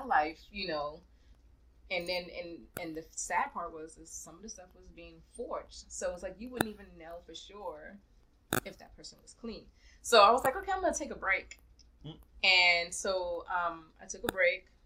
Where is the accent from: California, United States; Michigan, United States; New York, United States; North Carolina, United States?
New York, United States; I grew up in New York